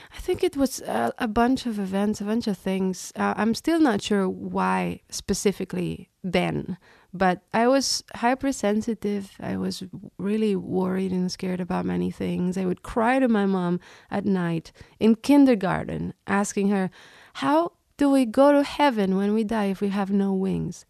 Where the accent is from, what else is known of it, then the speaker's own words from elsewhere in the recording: Reus, Catalonia, Spain; now in New York, United States; I grew up in Reus, which is a small city a couple hours south of Barcelona